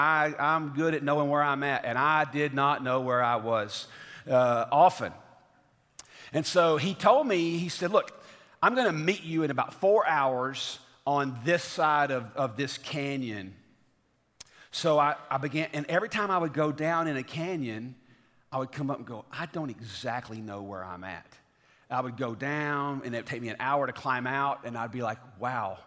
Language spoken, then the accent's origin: English; the South, United States; now in Franklin, United States; growing up in the South